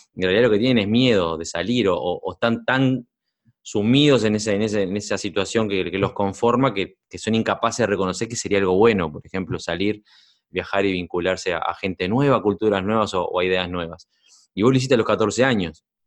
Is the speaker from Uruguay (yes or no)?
yes; Uruguay; moved away; soy uruguayo, nací, yo nací en Uruguay y me crié allá.